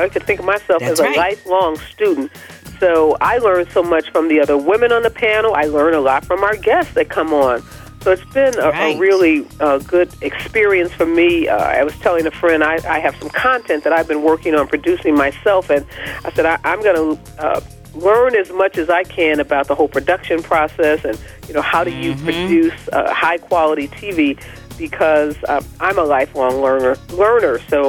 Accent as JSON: {"language": "English", "region": "Midwest", "country": "United States", "said": "She grew up in the Midwest. I'm from the Midwest."}